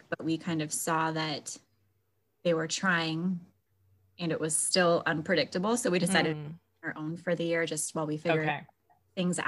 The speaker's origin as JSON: {"language": "English", "region": "Alaska", "country": "United States", "tie": "born or raised there", "also_born_or_lived": "Florida / Idaho", "moved": "as an adult", "said": "My husband and I are originally born and raised in Alaska."}